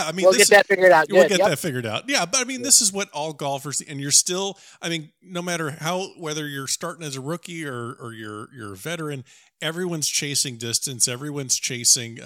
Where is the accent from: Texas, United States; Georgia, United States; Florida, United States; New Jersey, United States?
Florida, United States; South; Me being a South Florida guy